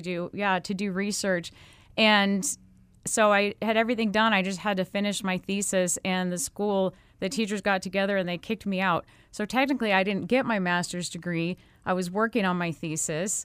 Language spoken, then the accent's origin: English; Mesa, Arizona, United States; Mesa is my hometown. I'm, I'm from Mesa. I came out of the Mesa public school system, graduated from Mesa High